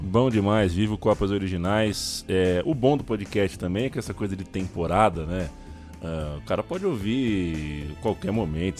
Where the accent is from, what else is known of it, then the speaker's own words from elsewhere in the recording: Brazil; A gente é brasileiro